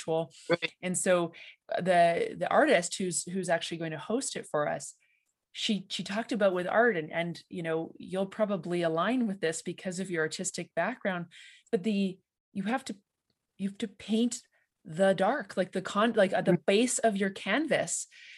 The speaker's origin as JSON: {"language": "English", "region": "Ontario", "country": "Canada", "said": "I'm a believer, because I'm an implant from Ontario."}